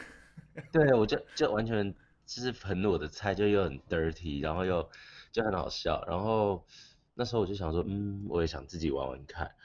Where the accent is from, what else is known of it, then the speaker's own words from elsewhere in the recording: Taiwan; accent: Taiwanese accent; 因为我很台湾腔嘛